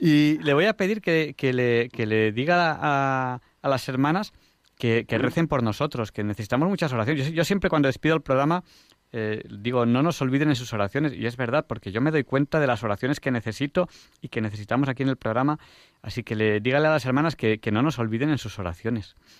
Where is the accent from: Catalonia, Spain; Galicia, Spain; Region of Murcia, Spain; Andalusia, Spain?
Catalonia, Spain; soy catalán, que tenemos fama de ahorradores